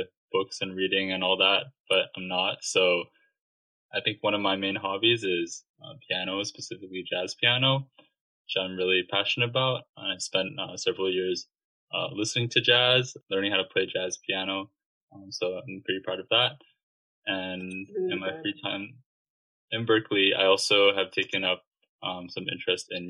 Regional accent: Vancouver, British Columbia, Canada; moved away; I'm from Vancouver, Canada

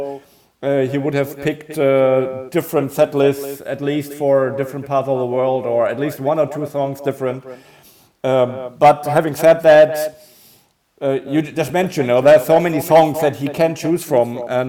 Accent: Munich, Bavaria, Germany; in my hometown in Munich

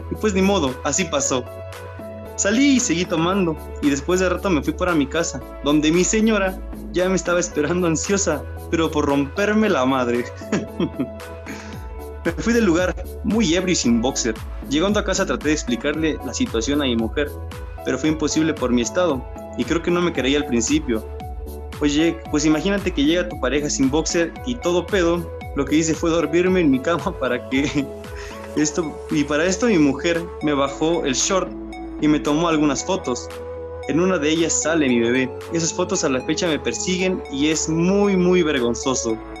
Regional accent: Polotitlán, State of Mexico, Mexico; todo sucede acá en mi pueblo, en un pueblito donde yo vivo, que se llama Polotitlán

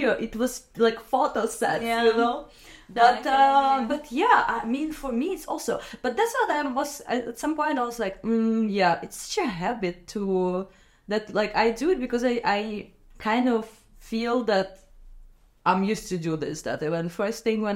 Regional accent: Minsk, Belarus; moved away; I grew up, like, born and raised in Minsk, which is like the capital

